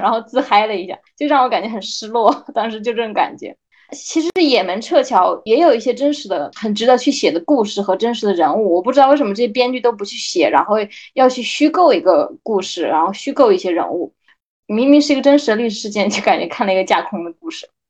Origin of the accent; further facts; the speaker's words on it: China; 我们中国人